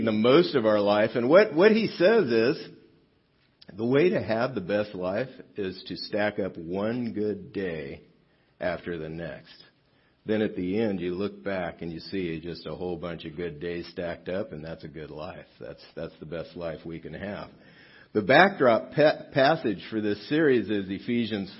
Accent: South Gate, California, United States; I grew up in Southgate, which is about not very far from here, down the 710 freeway

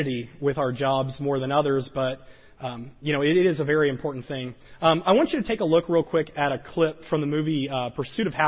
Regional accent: the South, United States; I grew up in the South

